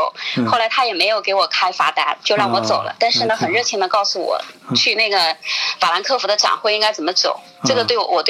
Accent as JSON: {"language": "Chinese", "region": "Shanghai", "country": "China", "said": "他就问我你是哪里的？我说我上海的。"}